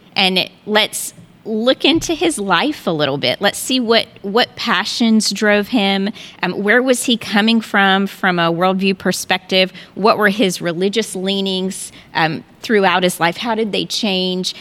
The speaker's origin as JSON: {"language": "English", "region": "North Carolina", "country": "United States", "also_born_or_lived": "Texas", "moved": "as an adult", "lives_now": "Houston, United States", "said": "we are originally from North Carolina, but we moved to Texas twenty years ago, and we loved it so much that we decided to stay."}